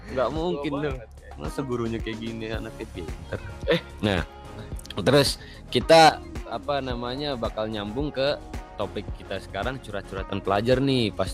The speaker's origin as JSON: {"language": "Indonesian", "town": "Tasikmalaya", "region": "West Java", "country": "Indonesia", "lives_now": "Istanbul, Turkey", "said": "Asal gua dari Tasik, Asik."}